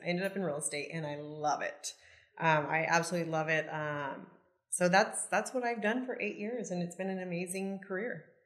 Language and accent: English; Yuba City, California, United States; moved away as an adult; now in Cabo San Lucas, Mexico; I was born and raised in that area.